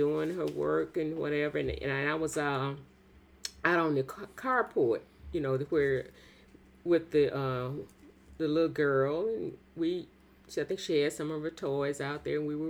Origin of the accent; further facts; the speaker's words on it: Quitman, Mississippi, United States; moved away; I grew up in I guess what you call it, country. I didn't grow up in town